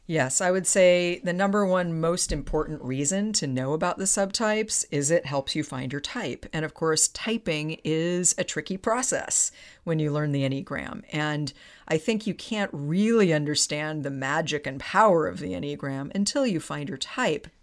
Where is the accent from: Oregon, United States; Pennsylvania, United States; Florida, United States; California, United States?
California, United States; Palo Alto; my hometown of Palo Alto